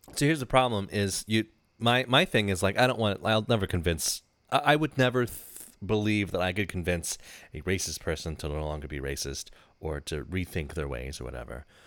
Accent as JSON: {"language": "English", "region": "Michigan", "country": "United States", "said": "we're from Michigan"}